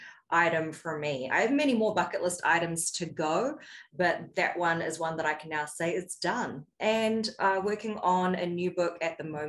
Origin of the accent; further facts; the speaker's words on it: New Zealand; now in United States; I'm originally from New Zealand, and the United States is the fifth country that I've lived in across four regions of the world.